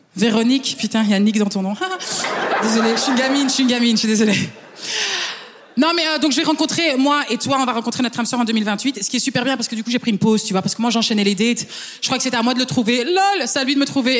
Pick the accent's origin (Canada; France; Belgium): Belgium; Flanders; French is a second language; Je suis belge flamande.